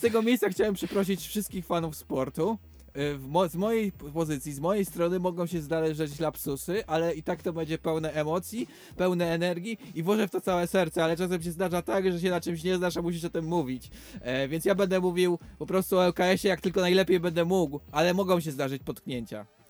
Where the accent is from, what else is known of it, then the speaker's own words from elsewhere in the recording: Łódź, Łódź Voivodeship, Poland; jesteśmy rodowitymi łodzianami